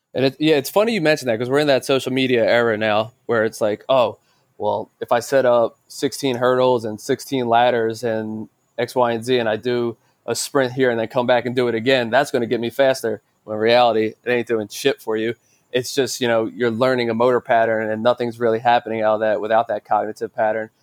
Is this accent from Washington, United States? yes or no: no; Philadelphia, Pennsylvania, United States; my father was a fighter in Philadelphia, so I'm originally from Philadelphia